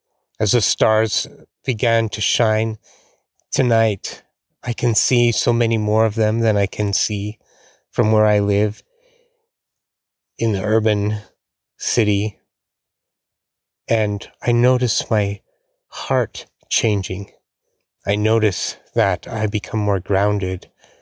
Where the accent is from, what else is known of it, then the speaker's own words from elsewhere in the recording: Rocky Mountains, United States; I grew up near the Rocky Mountains, right at the foothills of the Rocky Mountains.